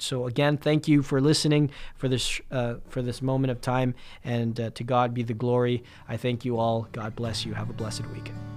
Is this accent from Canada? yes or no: yes; Winnipeg, Manitoba, Canada; I'm a Filipino guy from Winnipeg